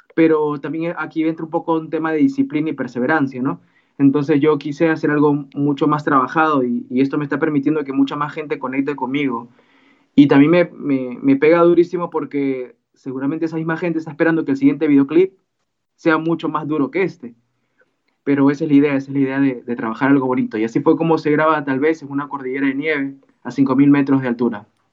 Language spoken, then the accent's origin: Spanish; Peru; mi país, en Perú